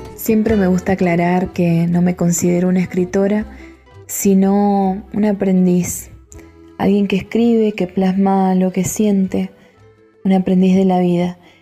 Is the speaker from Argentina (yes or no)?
yes; Angaco, San Juan, Argentina; en el país, en la provincia, en mi pueblo, Angaco